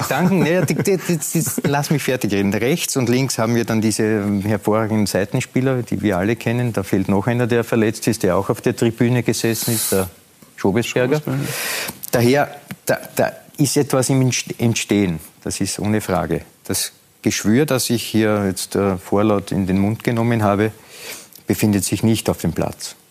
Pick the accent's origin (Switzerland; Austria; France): Austria; Lower Austria; Nein, ich bin Niederösterreicher.